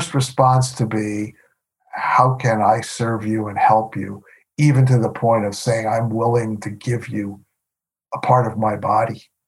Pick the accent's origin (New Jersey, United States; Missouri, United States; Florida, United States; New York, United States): New York, United States; moved away as an adult; also born or lived in Milwaukee; I grew up in New York.